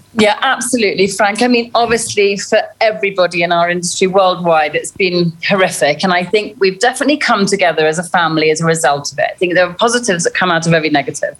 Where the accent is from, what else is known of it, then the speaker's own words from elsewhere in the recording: Kenya; I'm a Kenyan girl born to British parents, but I've lived here all my life and I grew up to a father who was a game warden.